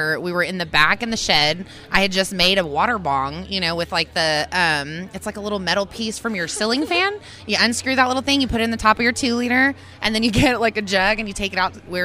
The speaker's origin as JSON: {"language": "English", "town": "Tulsa", "region": "Oklahoma", "country": "United States", "said": "I'm from Tulsa, Oklahoma, out here"}